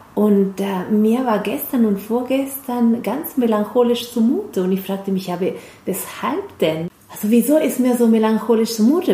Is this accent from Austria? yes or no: no; Argentina; German is a second language; moved away as an adult; now in Germany; bei uns in Argentinien, in Lateinamerika